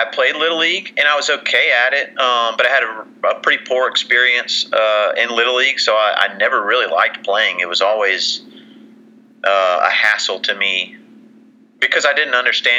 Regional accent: Houston, Texas, United States; also born or lived in Oklahoma / Dallas, Texas; I think the words growing up are appropriate when you talk about my time in Houston.

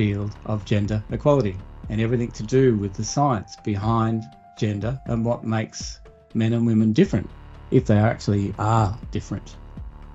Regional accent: Australia; born or raised there

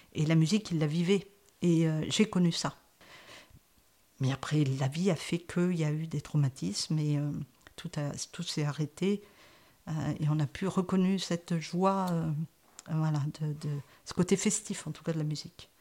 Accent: France; also born or lived in Saint-Victor; je suis née en France

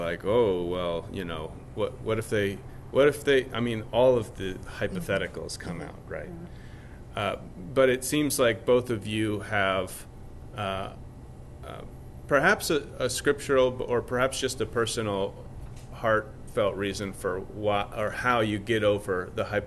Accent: Rochester, Minnesota, United States; moved away; I'm from Rochester

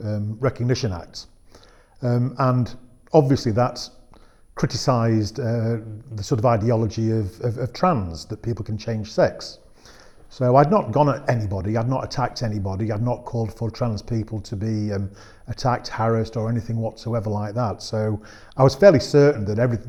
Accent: England, United Kingdom; I'm an Englishman

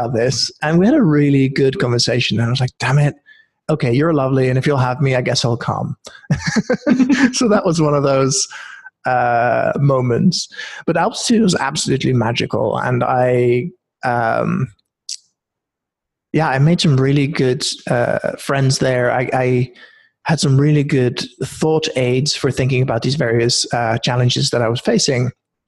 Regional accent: Norway; also born or lived in Netherlands / United Kingdom; now in Oakland, United States; I was born in Holland, grew up in Norway, spent a bunch of years in the UK.

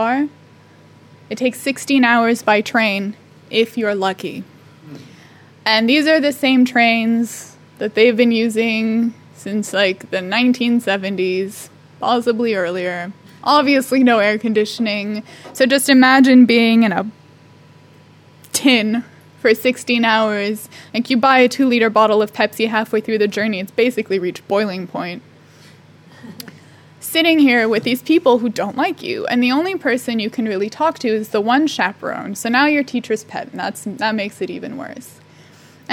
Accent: United States

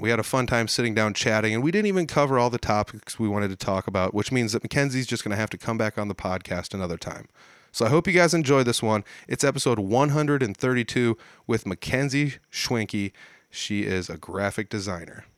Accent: Midwest, United States; as a Midwesterner

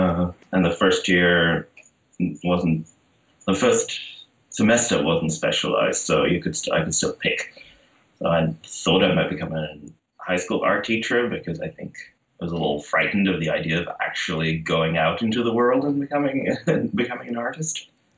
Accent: Netherlands; English is a second language; moved away as an adult; now in United States; I moved to the U.S. in 2010.

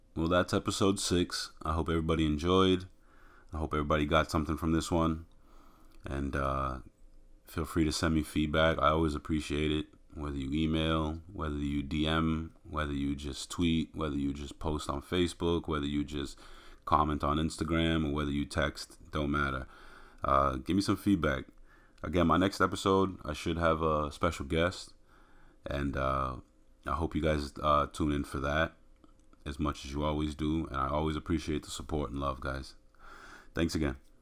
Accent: outside of Boston, Massachusetts, United States; we grew up outside of Boston

